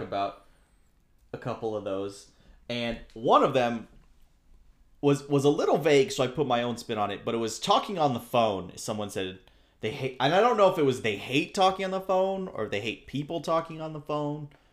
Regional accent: Southern California, United States; growing up in Southern California here

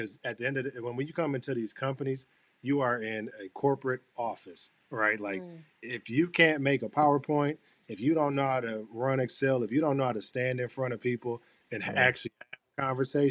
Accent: Flint, Michigan, United States; moved away as an adult; now in Boston, United States; I grew up in Flint, Michigan

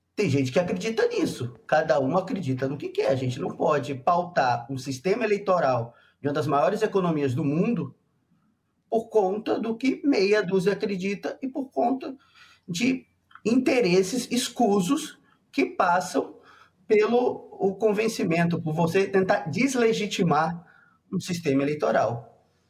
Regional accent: Rio de Janeiro, Brazil; moved away as an adult; now in Rio Grande do Sul, Brazil; Eu sou do Rio, estudei no Rio e lá nós a gente é criado no ambiente eleitoral

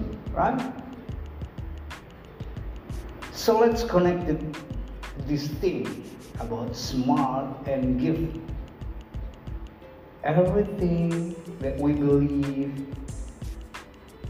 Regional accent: Kupang, East Nusa Tenggara, Indonesia; English is a second language; This is English, this is not my mother language. I don't born with English in my mouth. I was born in Kupang, in a very far east side of Indonesia

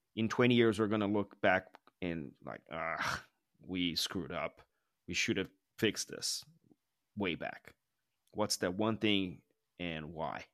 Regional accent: São Paulo, Brazil; I grew up in Sao Paulo where the traffic is really maddening.

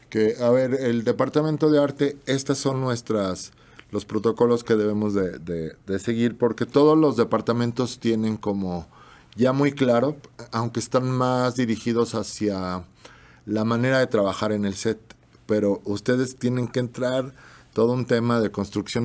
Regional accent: Mexico; somos mexicanos

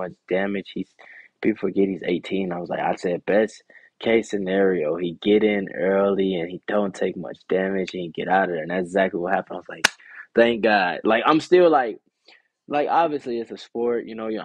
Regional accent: United States; being from America

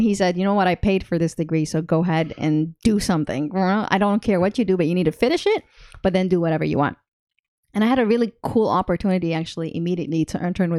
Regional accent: Kuwait; also born or lived in London / Montreal, Canada / Dubai; So I was born in Kuwait.

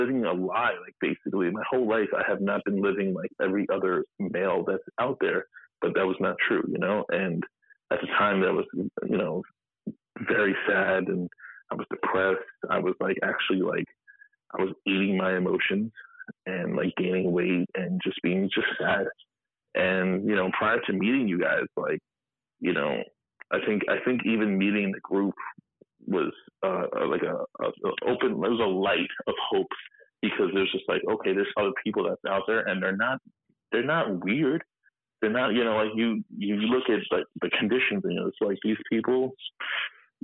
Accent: New York City, New York, United States; Born and raised in Queens, never left.

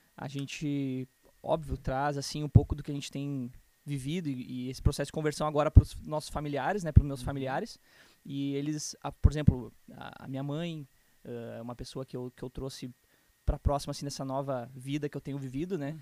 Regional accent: Canoas, Rio Grande do Sul, Brazil; also born or lived in Porto Alegre / Novo Hamburgo; Eu vim de Porto Alegre, nasci em Porto Alegre, tá? Uh, mas, bom, vivi quase toda a minha vida em Canoas

